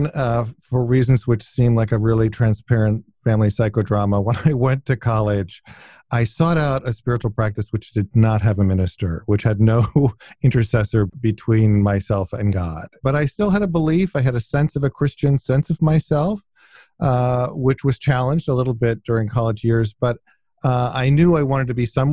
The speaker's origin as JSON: {"language": "English", "area": "outside Ithaca", "region": "upstate New York", "country": "United States", "tie": "born or raised there", "also_born_or_lived": "Wilmington, Delaware / Western Pennsylvania", "said": "it's where I mainly grew up, and most of my childhood memories are from upstate New York. So outside of Ithaca, New York, in a small village in upstate New York"}